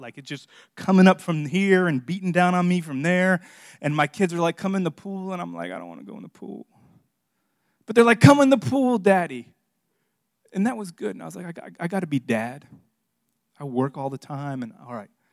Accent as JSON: {"language": "English", "town": "Miami", "region": "Florida", "country": "United States", "tie": "born or raised there", "moved": "yes", "said": "I'm from South Florida. I grew up in Miami"}